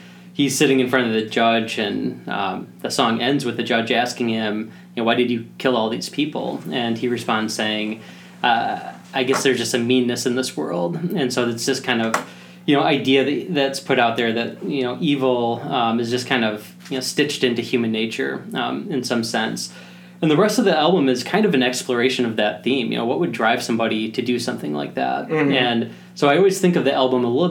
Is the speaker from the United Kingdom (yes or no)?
no; Rockford, Illinois, United States; moved away as an adult; also born or lived in Oak Park, Illinois / Hinsdale, Illinois; now in Minnesota, United States; when I was seven, moved out to Rockford, Illinois. So that's where I really grew up for most of my young adult years, was in Rockford.